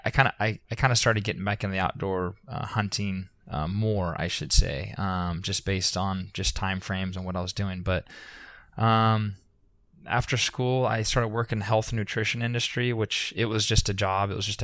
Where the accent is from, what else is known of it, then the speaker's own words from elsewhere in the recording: Concord, California, United States; I grew up in Concord, which, like I said, is about an hour and a half